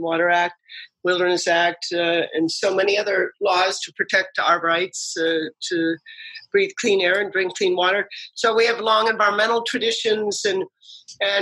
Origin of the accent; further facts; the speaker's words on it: East Coast, United States; also born or lived in Washington, D.C.; now in Madison, United States; I grew up on the East Coast